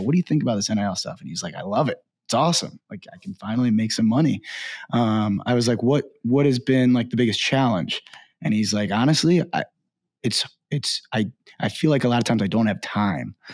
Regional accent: Baltimore, Maryland, United States; I'm from Baltimore, uh, grew up there

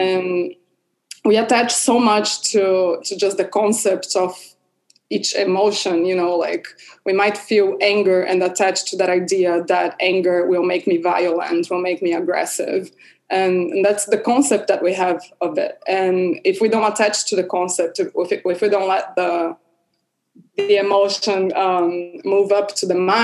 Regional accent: Brazil; moved away; I'm from Brazil

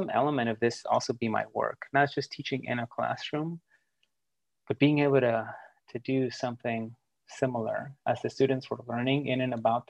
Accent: United States; English is a second language; growing up in the United States

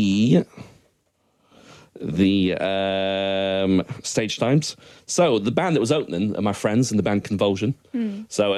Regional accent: Scotland, United Kingdom; I'm Scottish

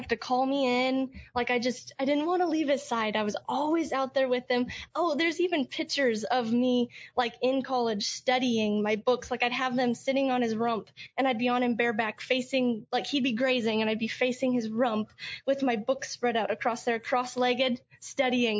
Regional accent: Hanover, Colorado, United States; growing up in Hanover, my graduating class was only 14 kids.

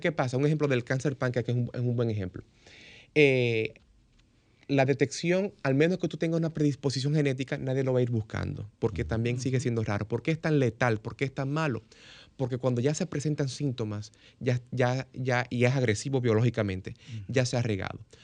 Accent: Dominican Republic; Como dominicano

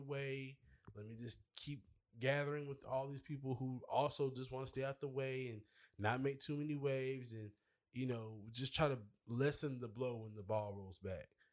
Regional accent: Charleston, South Carolina, United States; I'm from Charleston

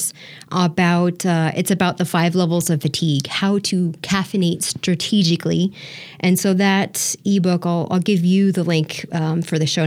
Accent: Southern California, United States; I'm from SoCal, so I've lived 20 minutes from Disneyland. So we went, that's a regular part of my childhood

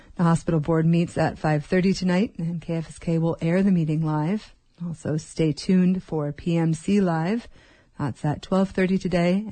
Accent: Wrangell, Alaska, United States; I was born and raised in Wrangell.

